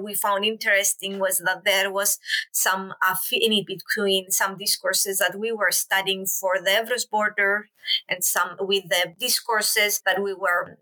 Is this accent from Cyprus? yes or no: yes; Cyprus; I'm originally from Cyprus